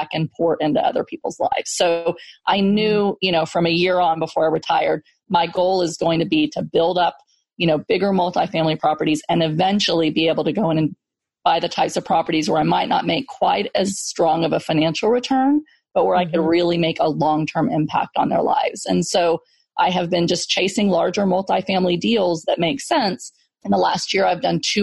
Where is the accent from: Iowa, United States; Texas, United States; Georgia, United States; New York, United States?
Texas, United States; I grew up in Section 8 housing in Texas